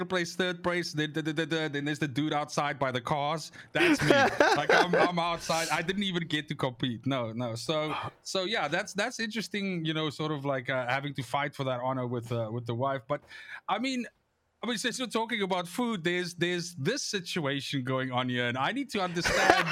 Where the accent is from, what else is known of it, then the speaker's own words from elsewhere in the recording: South Africa; as a South African